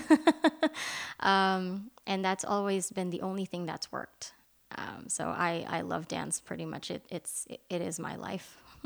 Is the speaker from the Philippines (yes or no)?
yes; Philippines; English is a second language; moved away; I was born and raised in the Philippines